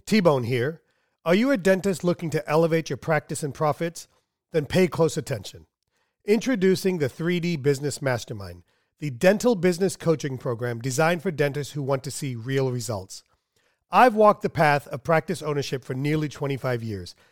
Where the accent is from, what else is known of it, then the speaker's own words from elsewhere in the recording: Southern America, United States; English is a second language; Growing up, even though English is my second language, I was always taught in Southern America